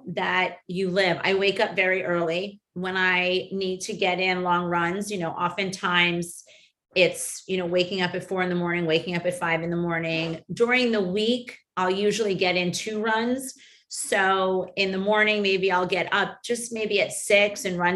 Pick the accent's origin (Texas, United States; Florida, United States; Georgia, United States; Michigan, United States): Florida, United States; Miami; born or raised there